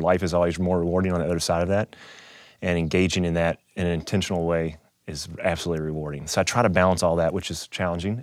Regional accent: Kentucky, United States; moved away as an adult; also born or lived in Louisville, Kentucky; now in Saint Louis, United States; I grew up in Kentucky

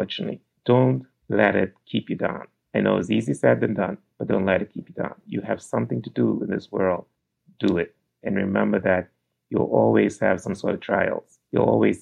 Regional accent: Turks & Caicos Islands; I grew up in the Turks and Caicos Islands, where I still live.

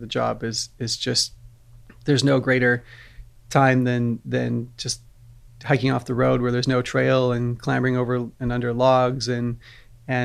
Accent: Vancouver Island, British Columbia, Canada; growing up on Vancouver Island, you're surrounded by beautiful forests, you know, the majority of your life.

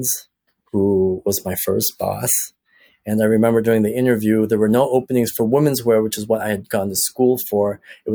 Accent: Toronto, Ontario, Canada; I grew up in Toronto

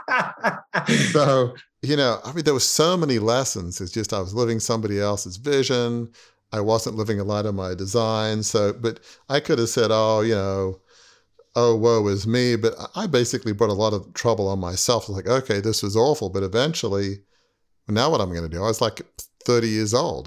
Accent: Australia; moved away; growing up in Australia in a big family media business

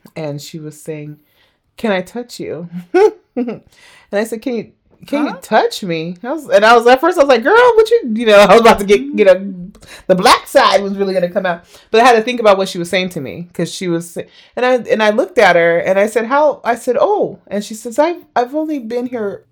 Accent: United States; growing up in America

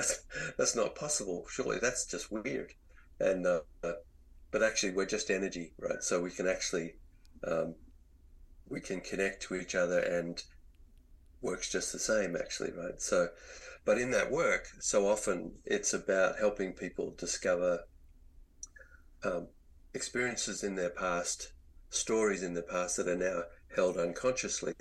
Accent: Australia; moved away as an adult; also born or lived in Virginia, United States; as an Australian, one thing I never experienced in my growing up was to be out in the woods in the snow

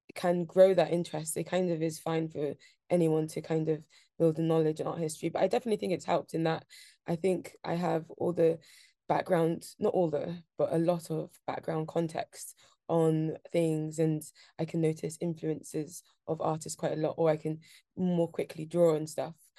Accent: London, United Kingdom; I grew up in Shoreditch, um, so a very central London

